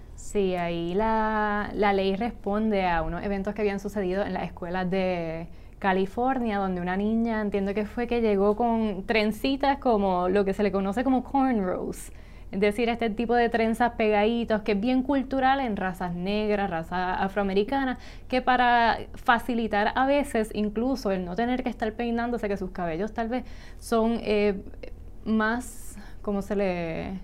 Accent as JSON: {"language": "Spanish", "country": "Puerto Rico", "said": "nosotros acá en Puerto Rico"}